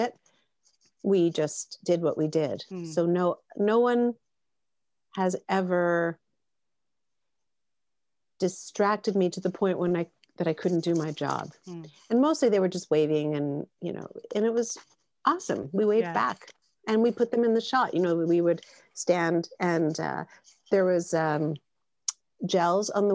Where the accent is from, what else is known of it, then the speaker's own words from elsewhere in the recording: Canada; we're Canadian